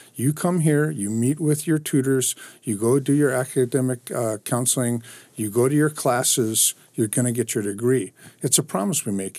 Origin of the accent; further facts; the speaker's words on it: Anaheim, California, United States; also born or lived in Hawaii; I grew up in Anaheim